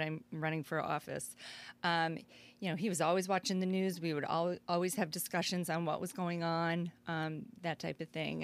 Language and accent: English; Naperville, Illinois, United States; also born or lived in New Jersey; now in Aurora, United States; I've been in Aurora here for twenty-seven years, but I grew up in Naperville.